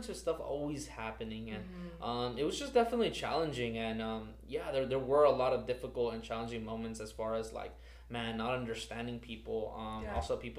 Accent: Los Angeles, California, United States; English is a second language; also born or lived in El Salvador / Compton, California; now in Cudahy, United States; I came here and I grew up in city of South Central.

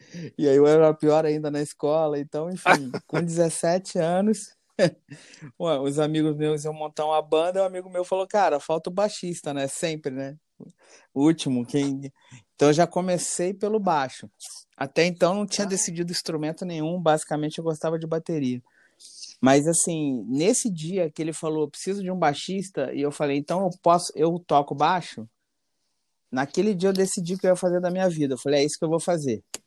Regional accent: Petrópolis, Rio de Janeiro, Brazil; eu sou de Petrópolis, Rio de Janeiro, uma cidade pequena

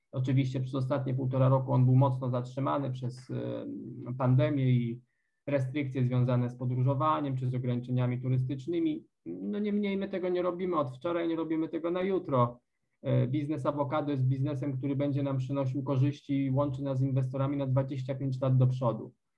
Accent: Poland; moved away as an adult; now in Cambodia

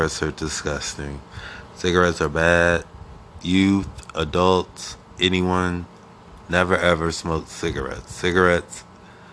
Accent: Akron, Ohio, United States; now in New York City, United States; I'm originally from Akron, Ohio. A-K-R-O-N. Ohio.

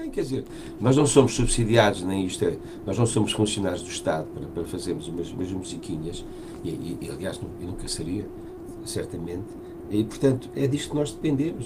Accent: Portugal; nós somos portugueses

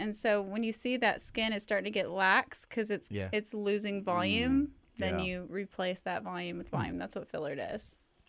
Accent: Fort Worth, Texas, United States; You guys know I'm from Fort Worth

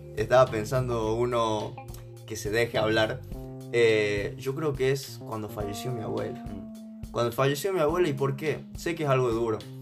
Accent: San Miguel de Tucumán, Tucumán, Argentina; also born or lived in Salta; yo nací en Salta y me crié en Tucumán.

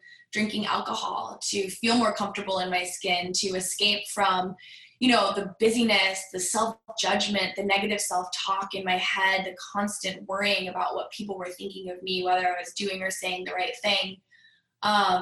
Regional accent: Greenwich, Connecticut, United States; I grew up in Greenwich, Connecticut on the East Coast

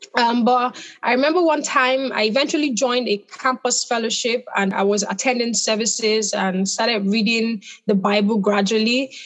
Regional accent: Nigeria; I'm Nigerian.

